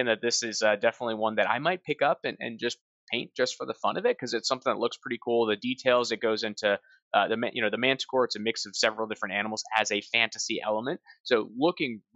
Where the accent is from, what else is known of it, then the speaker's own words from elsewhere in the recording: New England, United States; moved away; I am from New England. I grew up in a beach town up there